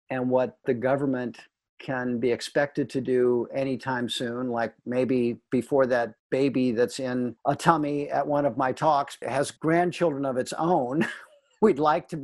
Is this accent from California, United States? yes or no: no; St. Louis, Missouri, United States; moved away as an adult; also born or lived in Washington, D.C.; I come from St. Louis, came from the Midwest, moved out to D.C. in 1976